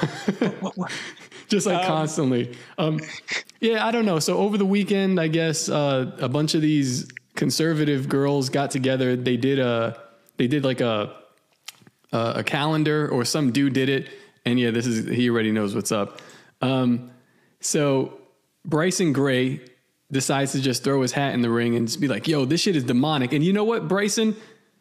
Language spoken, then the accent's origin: English; Puerto Rico; I'm from Puerto Rico.